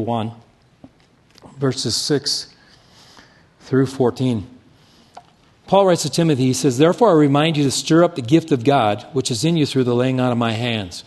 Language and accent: English; Casper, Wyoming, United States; Casper, Wyoming, which is where I grew up